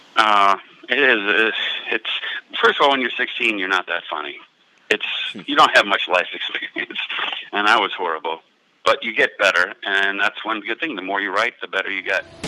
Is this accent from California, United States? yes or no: no; Cincinnati, Ohio, United States